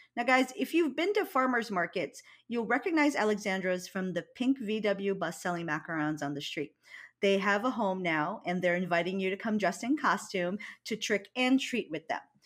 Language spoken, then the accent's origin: English; Hawaii, United States; I'm from Hawaii